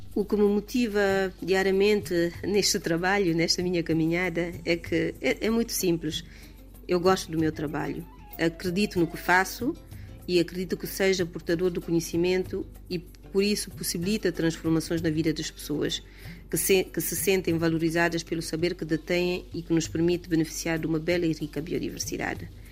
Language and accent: Portuguese; Galomaro-Cossé, eastern Guinea-Bissau, Bafatá, Guinea-Bissau; eu cresci com a minha avó em Galumar o Cossé, na zona leste do país